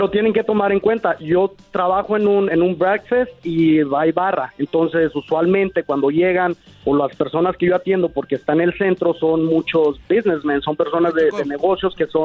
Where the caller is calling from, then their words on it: Denver, Colorado, United States; Yo estoy en Denver, Colorado.